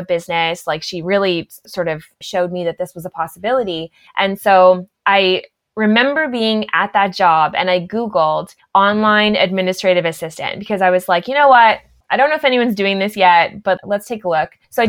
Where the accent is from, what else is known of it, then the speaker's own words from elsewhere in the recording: Ottawa Valley, Ontario, Canada; I grew up in the Ottawa Valley.